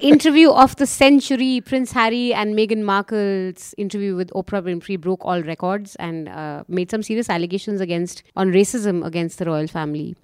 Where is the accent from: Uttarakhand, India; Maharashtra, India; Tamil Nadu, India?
Uttarakhand, India; my home state of Uttarakhand